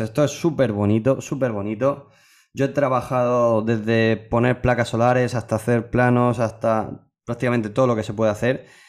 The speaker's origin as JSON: {"language": "Spanish", "region": "Region of Murcia", "country": "Spain", "said": "somos murcianos"}